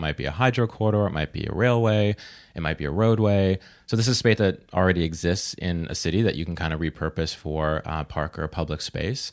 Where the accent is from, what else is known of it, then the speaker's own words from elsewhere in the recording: Vancouver, British Columbia, Canada; now in Toronto, Canada; I'm from Vancouver